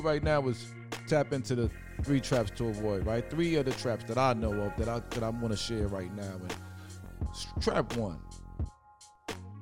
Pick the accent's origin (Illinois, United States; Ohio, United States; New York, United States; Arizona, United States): New York, United States; New York City; I'm from Brooklyn.